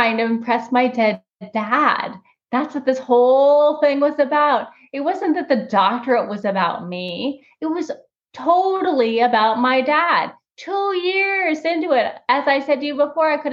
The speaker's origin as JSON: {"language": "English", "town": "Los Angeles", "region": "California", "country": "United States", "tie": "born or raised there", "said": "when I was a kid, I grew up in Los Angeles"}